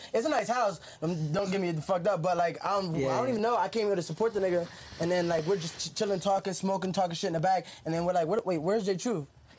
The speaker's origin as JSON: {"language": "English", "region": "New Jersey", "country": "United States", "moved": "as an adult", "lives_now": "Las Vegas, United States", "said": "I'm from Jersey."}